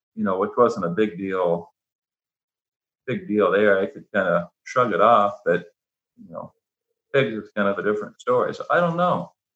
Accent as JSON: {"language": "English", "region": "Ohio", "country": "United States", "tie": "born or raised there", "said": "I was born and raised in Ohio"}